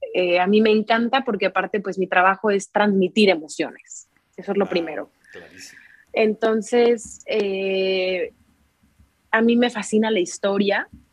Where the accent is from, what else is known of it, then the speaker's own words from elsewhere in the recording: Querétaro, Mexico; moved away as an adult; now in Spain; Soy queretana, nací en la ciudad de Querétaro, México, y tengo 28 años.